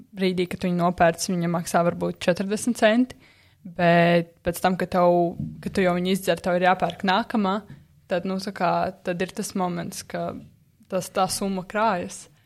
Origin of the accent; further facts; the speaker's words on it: Aizkraukle, Aizkraukle Municipality, Latvia; es pati neesmu no Rīgas. Esmu no aizkrauklas, kas ir diezgan tālu no Rīgas